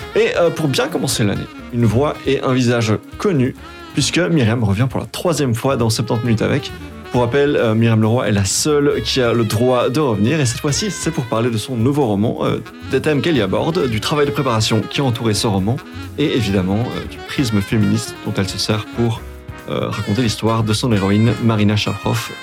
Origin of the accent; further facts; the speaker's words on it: Brussels-Capital Region, Belgium; quand on est bruxellois